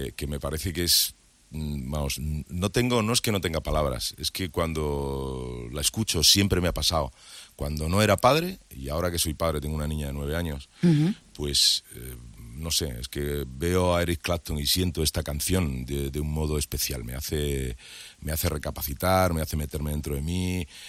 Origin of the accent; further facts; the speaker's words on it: Madrid, Community of Madrid, Spain; moved away as an adult; now in Andalusia, Spain; Yo me crié en Madrid